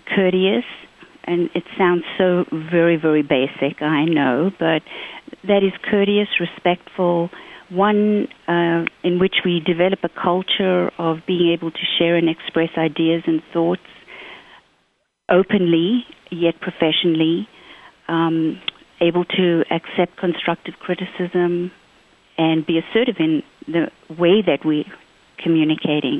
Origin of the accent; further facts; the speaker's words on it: South Africa; also born or lived in Zimbabwe; now in United States; grew up in South Africa